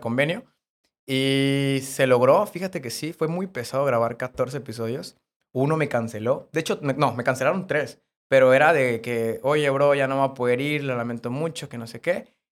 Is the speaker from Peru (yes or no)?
no; Cárdenas, Tabasco, Mexico; moved away as an adult; now in Puebla, Mexico; yo grababa en Cárdenas, porque yo soy de Cárdenas